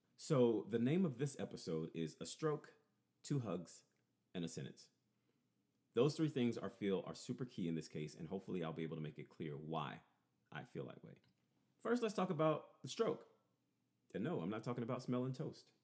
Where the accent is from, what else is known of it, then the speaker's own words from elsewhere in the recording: Louisiana, United States; I am definitely from Louisiana